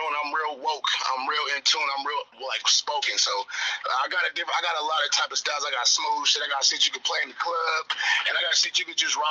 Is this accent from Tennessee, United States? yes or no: no; Columbus, Ohio, United States; also born or lived in Charleston, West Virginia; that's where I was born. Raised in Columbus